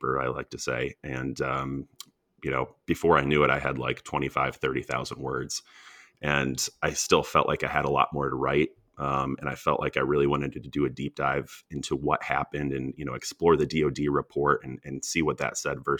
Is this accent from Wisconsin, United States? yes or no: no; Ann Arbor, Michigan, United States; I grew up in Ann Arbor, Michigan